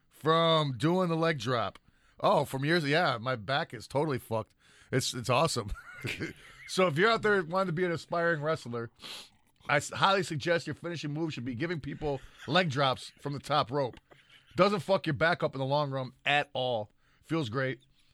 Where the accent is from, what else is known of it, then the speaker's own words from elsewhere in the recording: California, United States; And I'm from California.